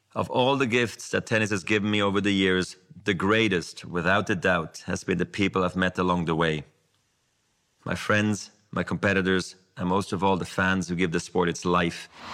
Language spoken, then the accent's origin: German; Switzerland; Wir Schweizer